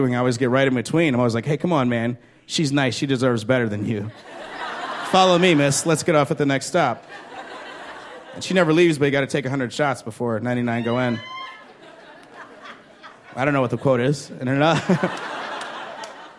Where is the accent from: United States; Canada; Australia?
United States; Chicago, Illinois; I'm from Chicago